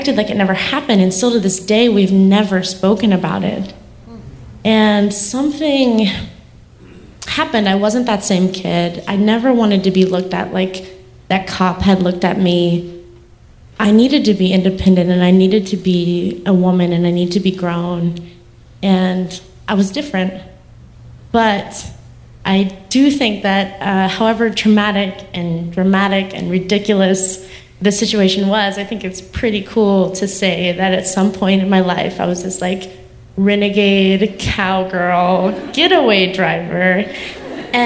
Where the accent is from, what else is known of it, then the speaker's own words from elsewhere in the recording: North Carolina, United States; North Carolina